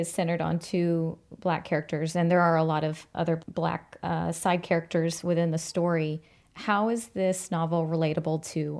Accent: the South, United States; being a Southern girl

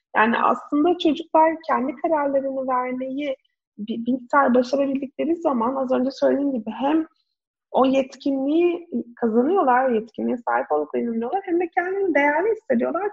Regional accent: İzmir, Turkey; Ben de İzmir'de büyüdüm

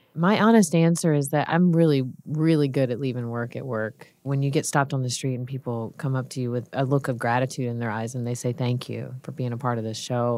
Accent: Georgia, United States; I'm from Georgia

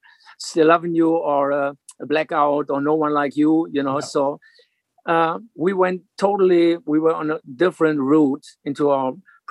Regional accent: Hanover, Lower Saxony, Germany; English is a second language; a young kid growing up in Hanover, West Germany.

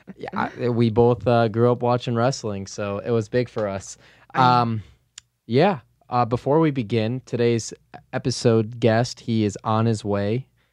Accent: Chicago, Illinois, United States; I grew up on the North Side

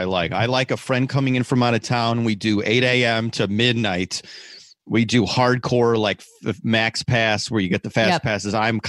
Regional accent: Schaumburg, Illinois, United States; I'm from the northwest suburbs of Chicago, a place called Schaumburg, Illinois.

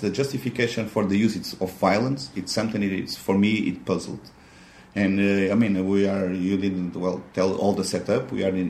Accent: Lisbon, Portugal; now in Budapest, Hungary; I'm from Lisbon.

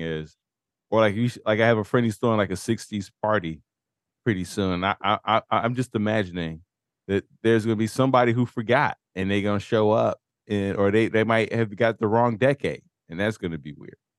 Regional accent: United States

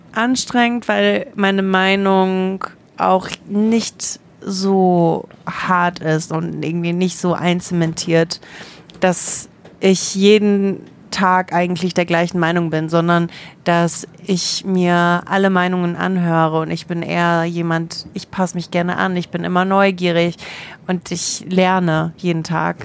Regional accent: Germany; Ich bin in Deutschland geboren

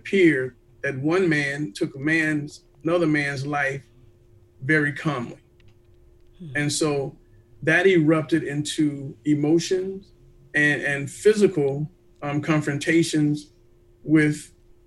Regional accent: Atlanta, Georgia, United States; I was born and raised in Atlanta

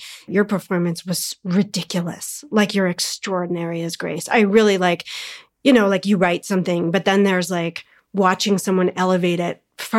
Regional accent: Canada; I'm a weirdo from Canada

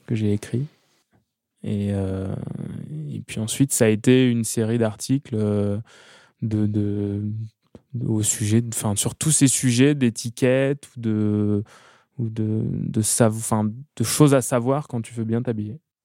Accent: Amboise, Centre-Val de Loire, France; also born or lived in Tours / Blois; Amboise, où je suis, où j'ai grandi, Tours, euh, Chambre et Tours où je suis né

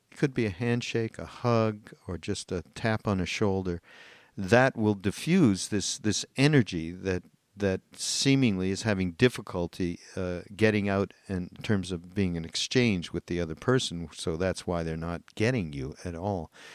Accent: Canada; I'm Canadian

